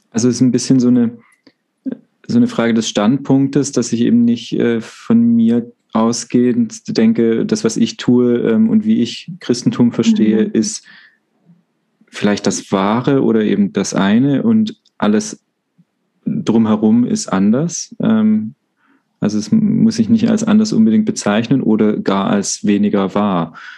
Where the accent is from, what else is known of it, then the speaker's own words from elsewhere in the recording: Baden-Württemberg, Germany; now in Freiburg, Germany; ich komme ja aus Württemberg ursprünglich